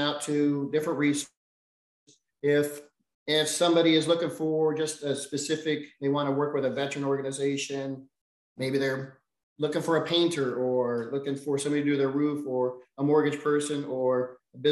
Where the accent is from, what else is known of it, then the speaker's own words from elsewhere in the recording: Vancouver, Washington, United States; moved away as an adult; also born or lived in Texas; now in Houston, United States; I'm from Vancouver, Washington, so southern Washington